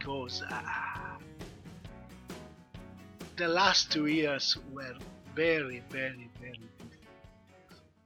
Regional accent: Italy; from Italy

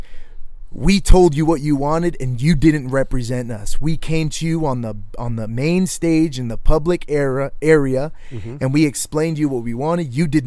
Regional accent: Connecticut, United States; moved away; I'm from Connecticut, so I have a lot of liberal family, a lot of liberal friends from, like, back home

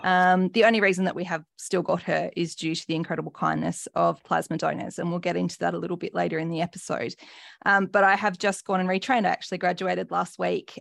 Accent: New South Wales, Australia; I grew up in New South Wales, grew up a rugby league girl

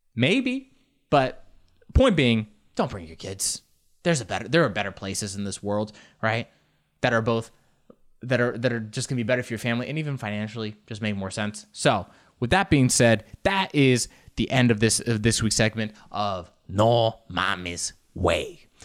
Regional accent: United States; I grew up in the States

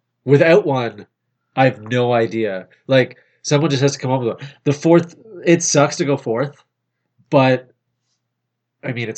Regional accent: Canada

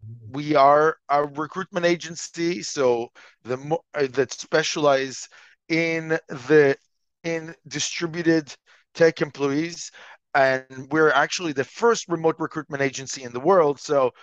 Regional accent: Montreal, Quebec, Canada; also born or lived in Israel; Okay, well, so I'm from Montreal, Canada. I'm actually originally from Israel, but that is really a long time ago.

